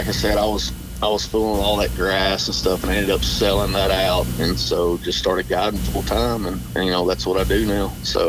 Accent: Nashville, Tennessee, United States; Nashville's my kind of my hometown

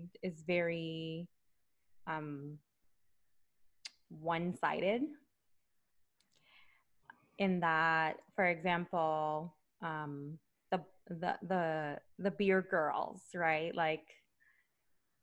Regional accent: Puerto Rico; also born or lived in New York City, United States; now in United States; raised in the island.

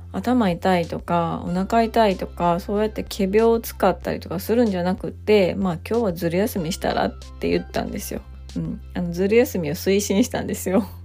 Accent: Japan; also born or lived in United States; 私は日本で生まれて日本で育って、まあ、日本人として生きているわけなんですけど

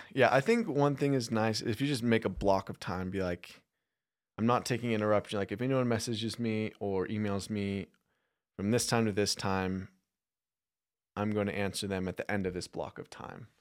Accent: Phoenix, Arizona, United States; now in Utah, United States; I'm from Phoenix.

